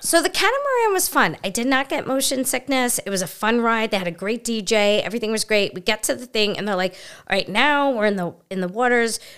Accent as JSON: {"language": "English", "town": "New York City", "region": "New York", "country": "United States", "said": "I'm from Brooklyn, so you don't leave your purse or your belongings anywhere"}